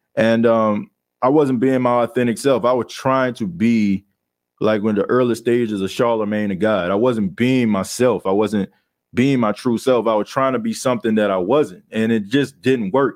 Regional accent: New Orleans, Louisiana, United States; I grew up in the Ninth Ward

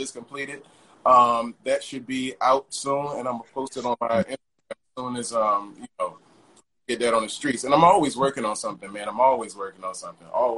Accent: Richmond, Virginia, United States; now in Brooklyn, United States; I'm from Richmond. I live in Brooklyn now

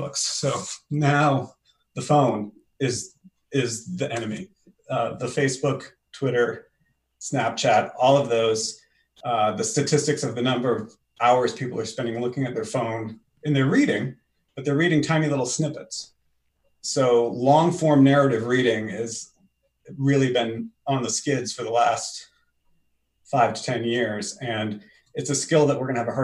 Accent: Maine, United States; also born or lived in Ann Arbor, Michigan; now in Portsmouth, United States; I grew up in Maine

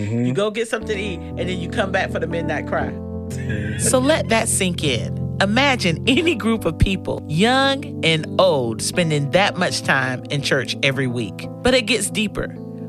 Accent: Atlanta, Georgia, United States; Emory University in my hometown of Atlanta.

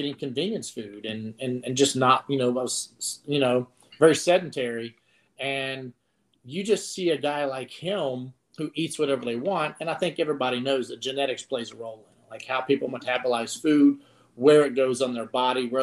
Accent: Pulaski County, Virginia, United States; also born or lived in Radford, Virginia; I was born in Radford Hospital. Grew up in Pulaski County, like right across the river

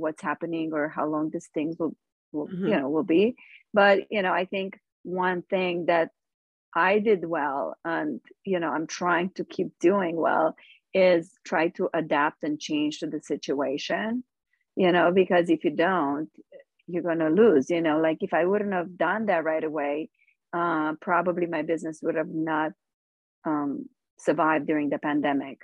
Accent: Romania; moved away as an adult; now in United States; I'm from Romania and I grew up with nothing.

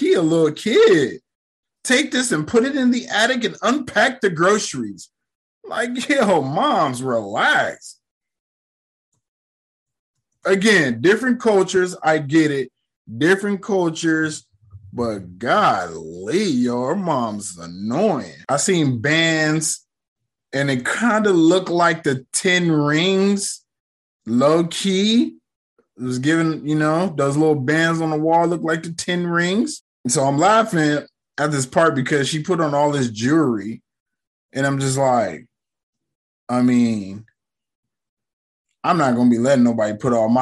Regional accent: United States; I grew up in America

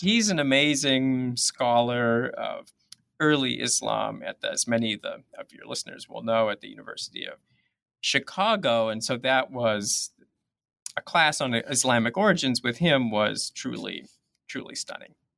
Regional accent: Toronto, Ontario, Canada; moved away as an adult; now in Minnesota, United States; I'm actually originally from Canada, from Toronto, which I think is actually possibly significant to this story 'cause it was a really diverse city.

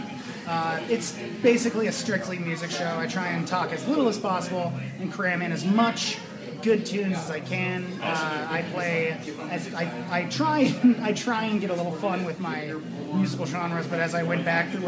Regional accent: Idaho, United States; I'm from Idaho.

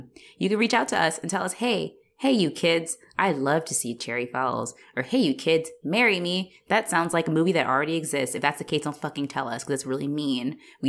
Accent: Australia; I'm Australian.

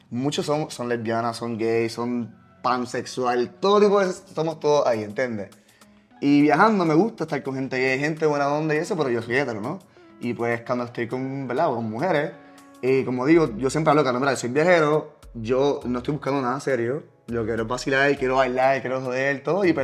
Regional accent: Italy; Spanish is a second language; que soy yo, italiano, en Italia

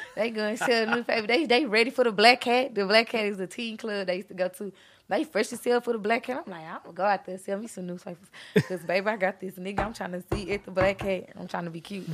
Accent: Beaumont, Texas, United States; also born or lived in Houston; I'm actually from, I'm kind of, I came from Houston, but I'm from Beaumont

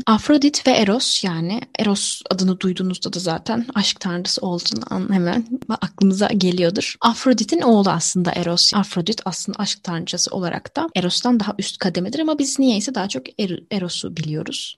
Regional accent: Mediterranean Region, Turkey; Akdenizli bir insan olarak

